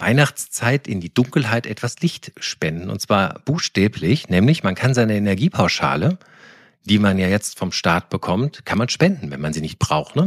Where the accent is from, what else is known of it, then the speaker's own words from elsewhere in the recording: Koblenz, Rhineland-Palatinate, Germany; moved away; ich war am Wochenende in meiner Heimat in Koblenz und ähm, habe die Eltern besucht